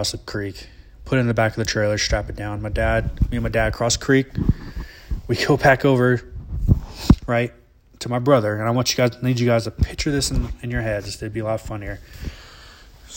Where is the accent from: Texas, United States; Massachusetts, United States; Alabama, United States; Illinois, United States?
Alabama, United States; growing up in Alabama and living in the woods